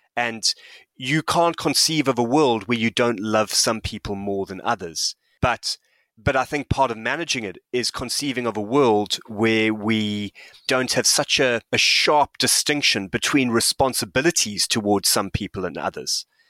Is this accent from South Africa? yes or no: yes; South Africa; moved away; I'm a white South African who grew up under apartheid. I'm an immigrant. I live in this country